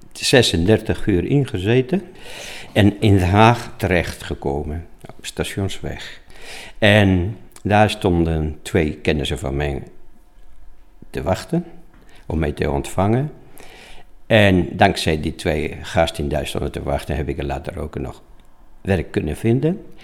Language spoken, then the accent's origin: Dutch; Spain; Dutch is a second language; moved away as an adult; now in Apeldoorn, Netherlands; oorspronkelijk kom ik uit Spanje. In 1965 was ik 19 jaar en werkloosheid in Spanje was enorm hoog